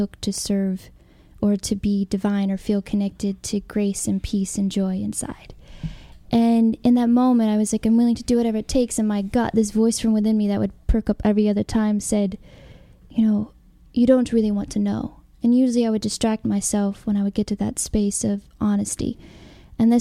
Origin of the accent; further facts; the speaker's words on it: Alabama, United States; moved away as an adult; also born or lived in California; so I grew up in Alabama in Christianity